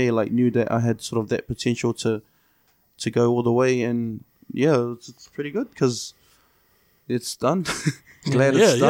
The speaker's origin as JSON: {"language": "English", "town": "Onehunga", "region": "Auckland", "country": "New Zealand", "tie": "born or raised there", "said": "Sort of grew up there as well. I was born in Green Lane, and my family were staying in Onehunga at the time."}